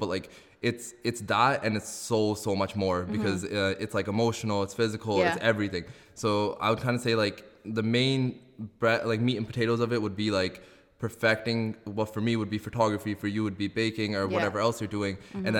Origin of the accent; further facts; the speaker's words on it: Abbotsford, British Columbia, Canada; So like Ravina said … I'm a photographer from Abbotsford.